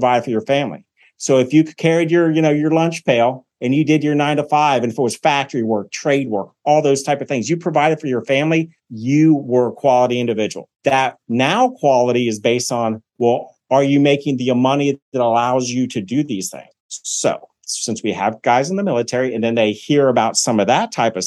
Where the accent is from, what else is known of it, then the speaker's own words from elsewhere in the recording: Cincinnati, Ohio, United States; now in Columbus, Georgia, United States; I'm from Cincinnati, Ohio.